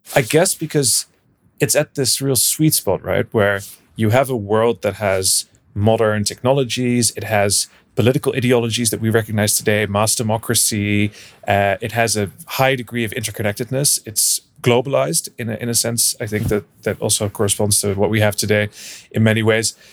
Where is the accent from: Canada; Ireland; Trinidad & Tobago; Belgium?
Belgium; Brussels, Brussels-Capital Region; moved away; also born or lived in Netherlands / United Kingdom; I'm originally from the Netherlands. So I grew up in Belgium in Brussels, and then I, uh, moved back to the Netherlands